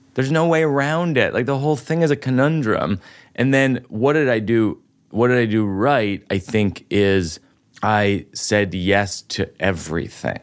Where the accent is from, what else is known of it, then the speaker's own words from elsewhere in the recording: Boston, Massachusetts, United States; now in New York, United States; my hometown of Boston